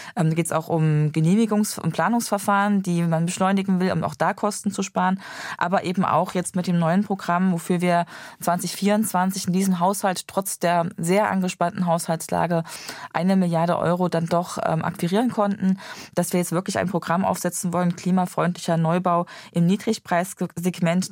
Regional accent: Gera, Thuringia, Germany; in meiner Heimat äh, beobachten, in Gera aus Thüringen

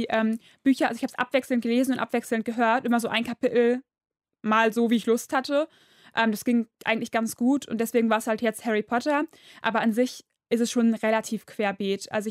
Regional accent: Duisburg, North Rhine-Westphalia, Germany; Ja, ich komme aus Duisburg.

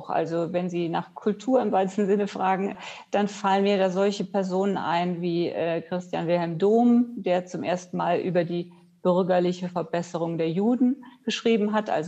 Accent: Rhineland, Germany; Wenn ich anfange äh, in meiner Kindheit, äh, ich komme ja aus dem Rheinland, da ist meine erste Assoziation gewesen, das preußisch Blau der preußischen Uniformen

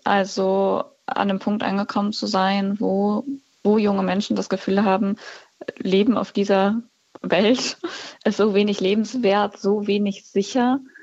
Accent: Cologne, North Rhine-Westphalia, Germany; ich komme ja aus Köln

